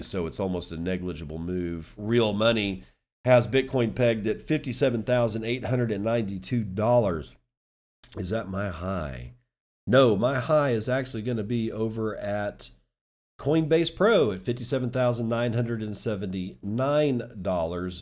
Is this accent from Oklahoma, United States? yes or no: no; Virginia, United States; James Madison University, which is a university in my home state that I was planning on attending